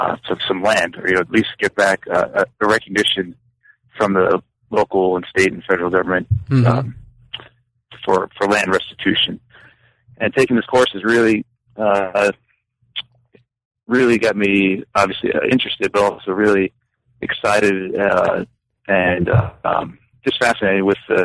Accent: New York, United States; now in Los Angeles, United States; But I'm from the East Coast, from New York, where I went to school as an undergraduate at Cornell University.

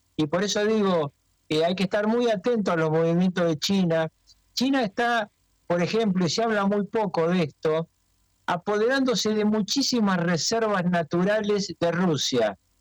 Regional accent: Argentina

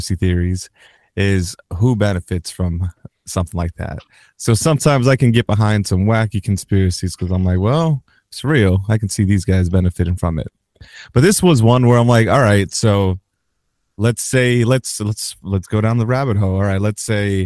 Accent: United States; I'm an American.

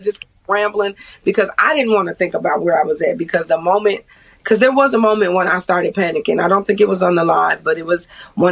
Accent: Chicago, Illinois, United States; now in Kentucky, United States; I'm not originally from Kentucky, so all these towns are small to me. I'm from Chicago

